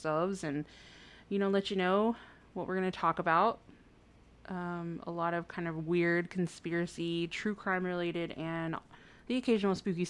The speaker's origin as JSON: {"language": "English", "region": "Texas", "country": "United States", "said": "we are from Texas"}